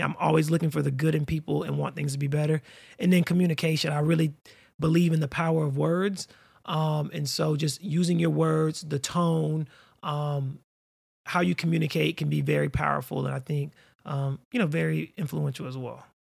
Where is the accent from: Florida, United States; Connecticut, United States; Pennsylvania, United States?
Florida, United States; also born or lived in North Carolina / Atlanta, Georgia / Orlando, Florida; I'm a native Floridian, born and raised in Florida